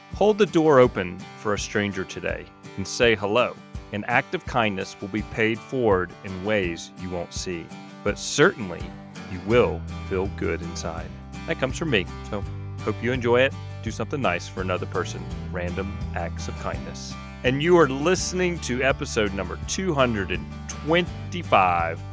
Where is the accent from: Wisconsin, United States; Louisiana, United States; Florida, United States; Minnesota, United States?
Louisiana, United States; now in Jackson Hole, United States; I grew up in Louisiana.